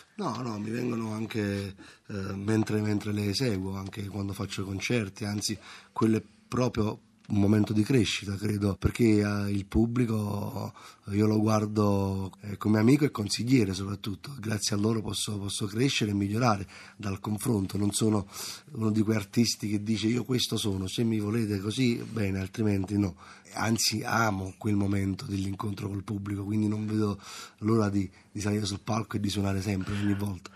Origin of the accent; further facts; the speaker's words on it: Naples, Campania, Italy; io vengo da Scampia